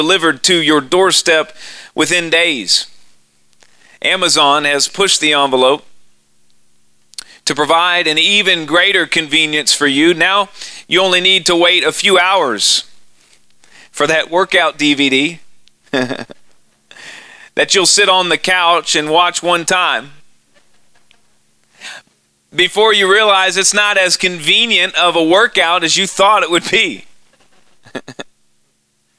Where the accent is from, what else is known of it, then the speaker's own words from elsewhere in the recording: Austin, Texas, United States; accent: hick from Texas; moved away; I'm really from Austin, Texas, and it's a liberal town